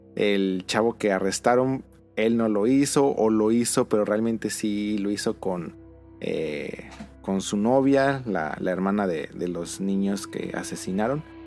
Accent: Mexico; en México tenemos

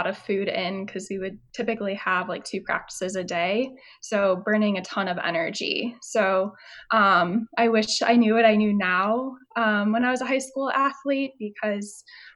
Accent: Chicago suburbs, Illinois, United States; moved away as an adult; also born or lived in St. Louis; now in Houston, United States; I was from Chicago suburbs

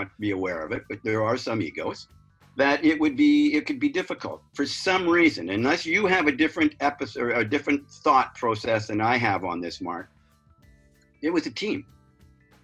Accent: Vancouver, British Columbia, Canada; in my country, as it turned out, in my hometown.

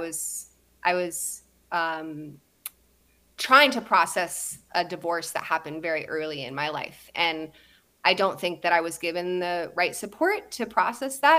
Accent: Santa Barbara, California, United States; I was born in Santa Barbara.

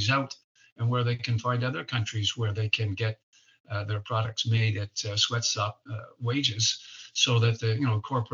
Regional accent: Canada; growing up in Canada

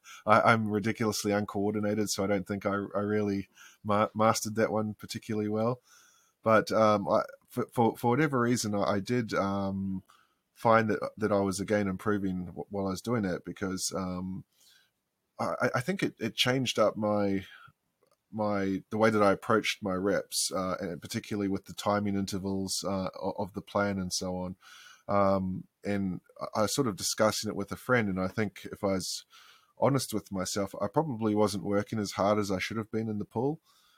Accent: Queensland, Australia; I grew up swimming in Tullabudger Creek.

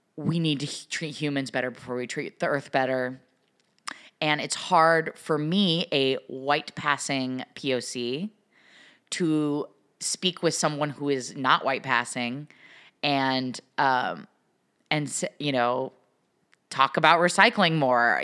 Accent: Pacific Northwest, United States; I'm from the Pacific Northwest

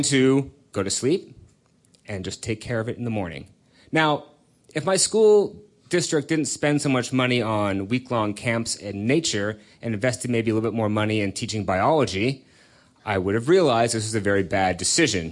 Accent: California, United States; I grew up out in California

